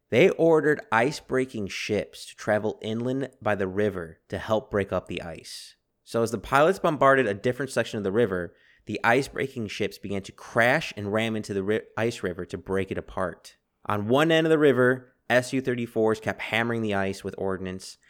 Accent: Texas, United States; As a Texan

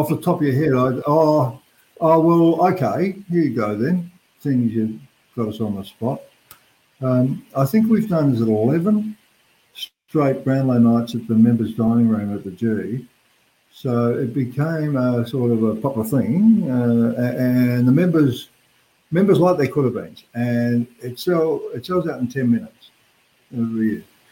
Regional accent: Adelaide, South Australia, Australia; moved away as an adult; also born or lived in Benalla, Victoria; now in Melbourne, Australia; we quickly moved back to Adelaide just before they closed the borders or just before we got to Victorian. We hurried back to Adelaide and I was there until I made that move to Melbourne at 24

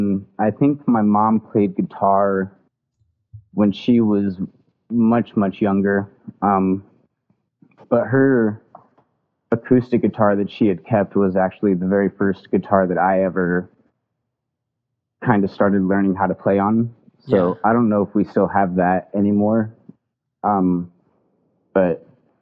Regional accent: Omaha, Nebraska, United States; I'm from Omaha, Nebraska. I've lived here my entire life

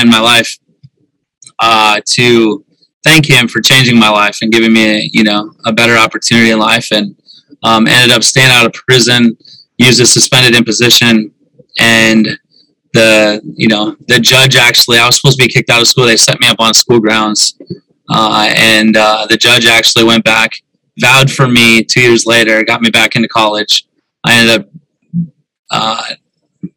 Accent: South Dakota, United States; I grew up in South Dakota

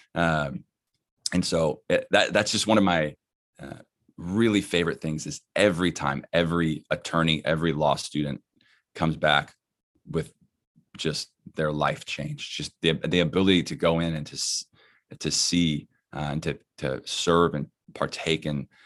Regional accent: Dallas, Texas, United States; moved away; I'm from Dallas, uh, not from California.

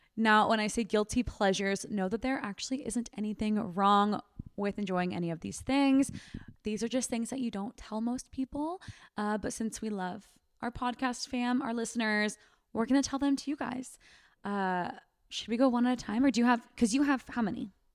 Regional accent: Sacramento, California, United States; I'm from Sacramento

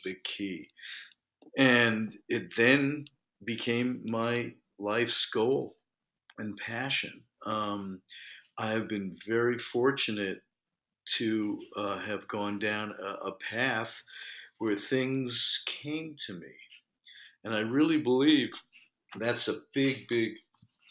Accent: New York City, New York, United States; I was born in New York. I've lived here my whole life

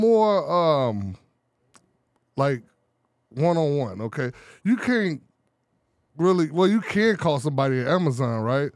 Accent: Chicago, Illinois, United States; I'm from Chicago, the poor part of the city

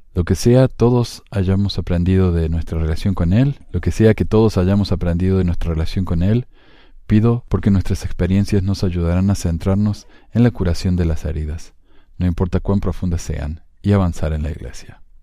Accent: Spain; un miembro converso español

